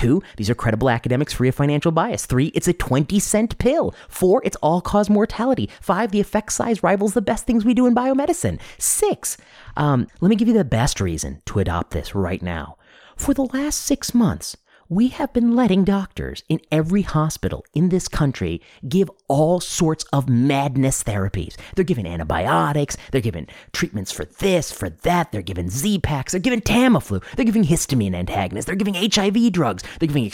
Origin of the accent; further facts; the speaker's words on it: United States; especially as an American, which I am